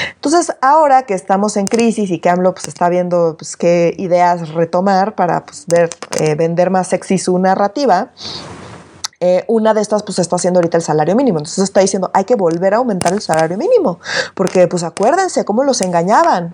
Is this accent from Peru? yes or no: no; Mexico City, Mexico; yo siempre he sido muy, muy, muy chilanga. No me voy a disculpar por ser chilanga